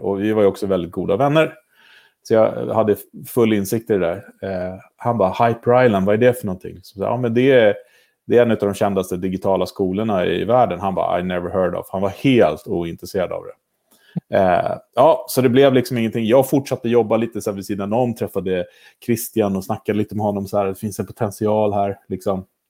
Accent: Sweden; moved away as an adult; I höst är det sex år sedan jag flyttade hem

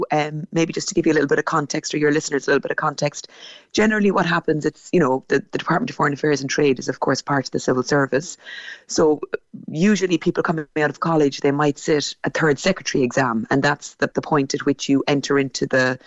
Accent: Ballincollig, Munster, Ireland; moved away as an adult; now in Nairobi, Kenya; I grew up in Ballincollig.

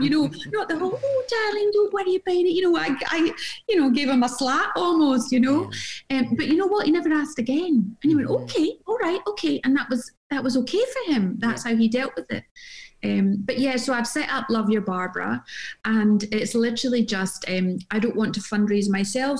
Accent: Glasgow, Scotland, United Kingdom; moved away; also born or lived in Jersey; when I was growing up in Glasgow

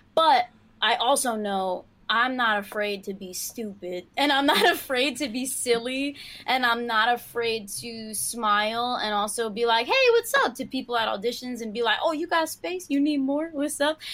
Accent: New York City, New York, United States; Born and raised, you know I'm from Queens

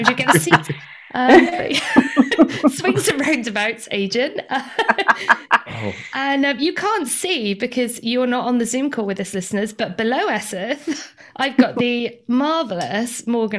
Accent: Wales, United Kingdom; I have picked some of my most talented favourite people from my home country. So if my accent doesn't make sense, it's because I'm amongst my peers and my home people, and I sound completely different when I'm at home.

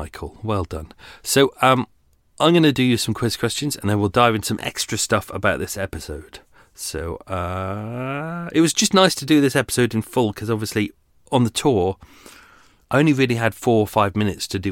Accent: England, United Kingdom; we're English

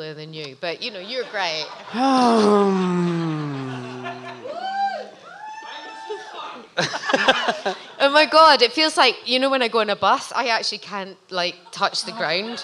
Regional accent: Scotland, United Kingdom; I'm from Scotland

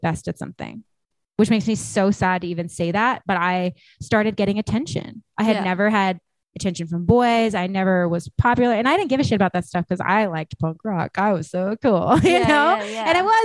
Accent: San Jose, California, United States; I grew up in San Jose, California

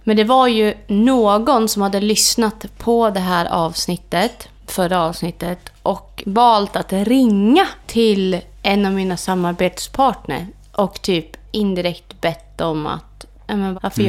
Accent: Orsa, Dalarna County, Sweden; jag är ju uppvuxen på hotellet i Orsa

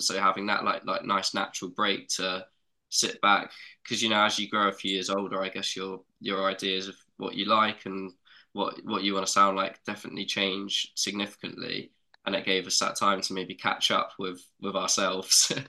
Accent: South Coast of England, South East England, United Kingdom; we're very, very lucky to have grown up where we grew up. Like it was full of amazing scenery. Got seas right on our doorstep

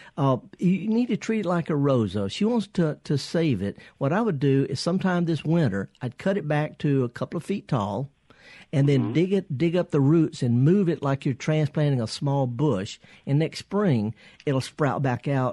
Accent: the South, United States; we're from the South

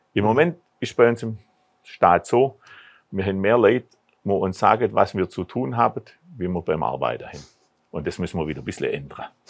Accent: Bad Urach, Baden-Württemberg, Germany; in meiner Heimatstadt Bad Urach

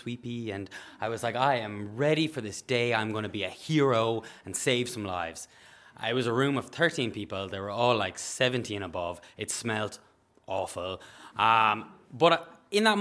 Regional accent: Galway, Connacht, Ireland; I'm a nurse from Galway.

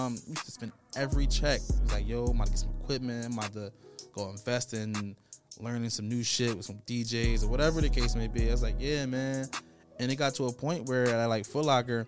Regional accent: Philadelphia, Pennsylvania, United States; I came from North Philly

